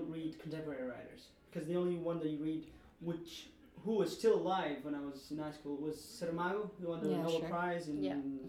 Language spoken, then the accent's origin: English; Lisbon, Portugal; English is a second language; moved away as an adult; now in London, United Kingdom; I come from Portugal, Lisbon, capital.